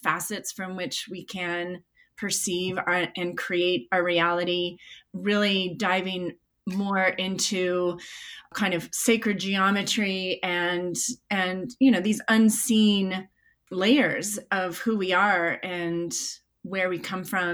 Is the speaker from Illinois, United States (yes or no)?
yes; Chicago, Illinois, United States; moved away; I grew up in Chicago